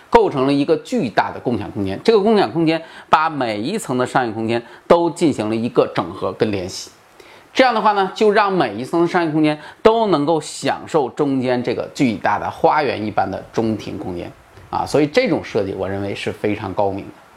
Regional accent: China; 在我们中国人的习惯里面

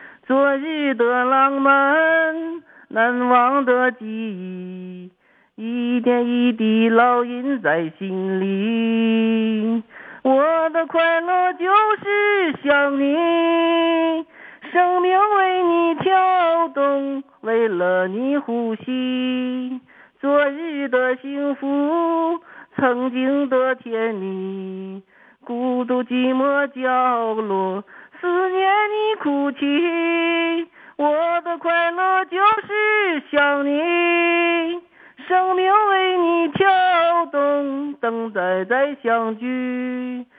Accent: Jiagedaqi, Heilongjiang, China; also born or lived in Hailun; now in Harbin, China; 我对了，我出生地是黑龙江海伦市的。完

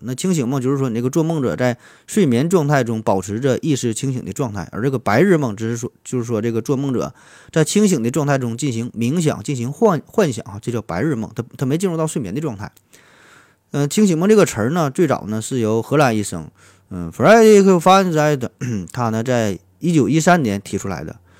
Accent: northern China, China; 在咱北方很多地方也都是黑瓦

